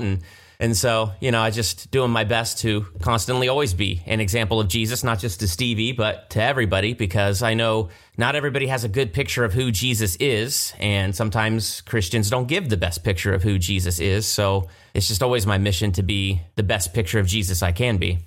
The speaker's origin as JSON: {"language": "English", "town": "Galloway", "region": "Ohio", "country": "United States", "tie": "born or raised there", "also_born_or_lived": "Columbus, Ohio", "moved": "as an adult", "lives_now": "California, United States", "said": "I was born in Columbus, Ohio, and grew up right outside of Hilliard, little town, Galloway"}